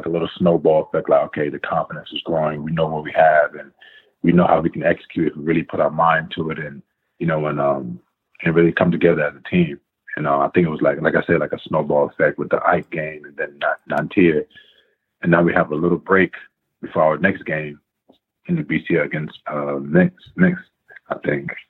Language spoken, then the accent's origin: English; Greenbelt, Maryland, United States; also born or lived in Queens, New York; I was born in New York, but I was raised in like the DC area, the DMV.